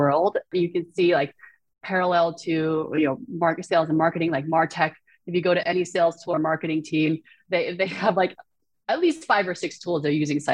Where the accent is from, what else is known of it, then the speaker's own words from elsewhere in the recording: Shanghai, China; moved away; So I was born in Shanghai. I speak, you know, Mandarin Chinese